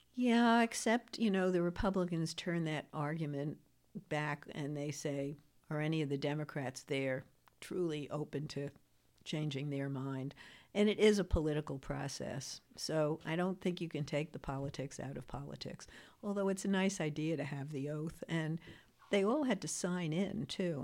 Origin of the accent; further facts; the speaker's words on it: New York City, New York, United States; I'm from Queens, New York